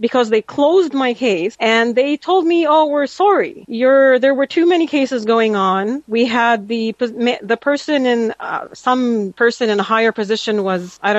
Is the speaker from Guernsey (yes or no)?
no; Saudi Arabia; moved away as an adult; now in Canada; I wasn't here as a Canadian. I was still Saudi.